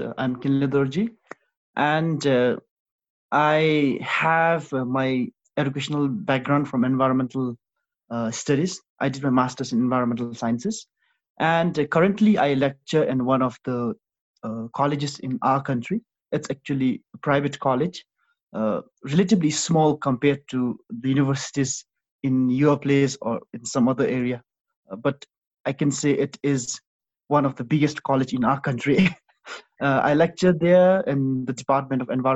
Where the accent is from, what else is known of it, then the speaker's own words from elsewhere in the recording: Bhutan; my country